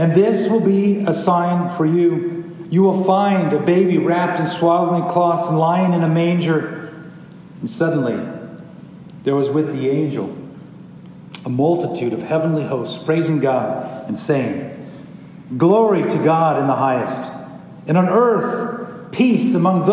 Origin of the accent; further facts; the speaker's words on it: Lindsay, California, United States; If I had to go back to my hometown for that, I would have to be going to Lindsay, California, where I was born.